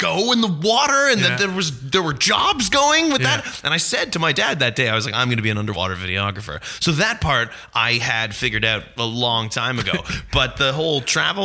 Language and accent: English; Aurora, Ontario, Canada; growing up in Aurora, we didn't have a movie theater